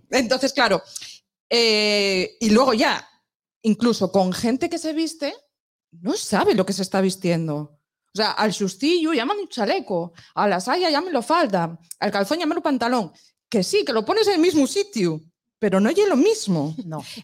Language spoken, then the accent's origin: Spanish; La Viana / La Corredoria, Asturias, Spain; Y no solo de la Viana, tengo que decir que soy de la Correoria